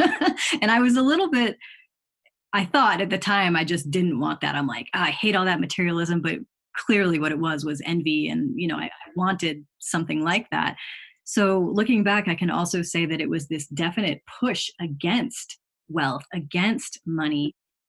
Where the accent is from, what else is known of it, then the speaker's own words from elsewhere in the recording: Chicago, Illinois, United States; I grew up in the Chicago area